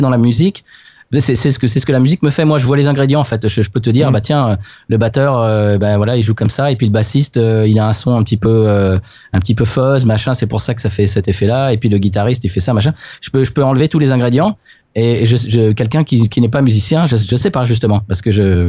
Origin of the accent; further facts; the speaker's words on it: Louisiana, United States; on revient chez nous en Louisiane